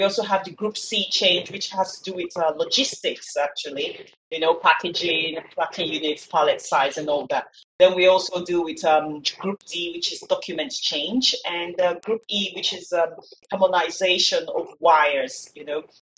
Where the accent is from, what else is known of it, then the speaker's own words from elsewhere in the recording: Nigeria; now in Bulgaria; but I spent most of my life growing up in Nigeria, but now I've relocated to Bulgaria, and everything is good at the moment.